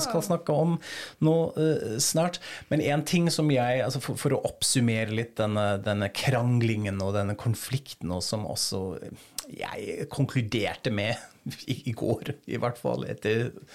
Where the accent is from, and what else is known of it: Germany; moved away